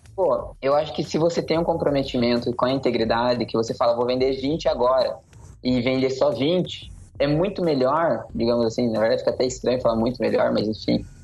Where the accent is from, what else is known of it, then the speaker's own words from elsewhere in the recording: Curitiba, Paraná, Brazil; eu sou de Curitiba, Paraná, nasci e cresci aqui desde sempre